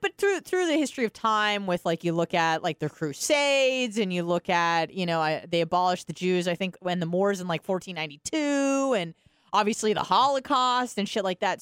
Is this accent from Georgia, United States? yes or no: no; California, United States; moved away; I was from California